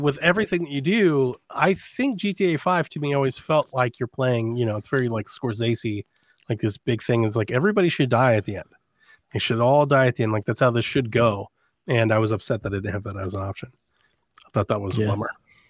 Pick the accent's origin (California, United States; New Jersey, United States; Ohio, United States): Ohio, United States; Cleveland; I'm from Cleveland.